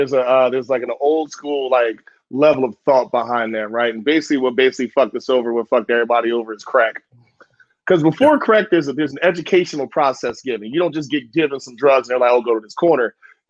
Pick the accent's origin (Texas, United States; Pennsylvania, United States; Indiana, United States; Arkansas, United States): Pennsylvania, United States; Philadelphia; moved away; I'm from Philly.